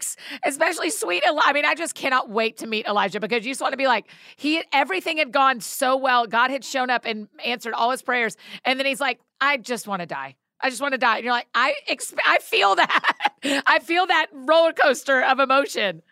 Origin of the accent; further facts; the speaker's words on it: Georgia, United States; now in Nashville, United States; I grew up in Georgia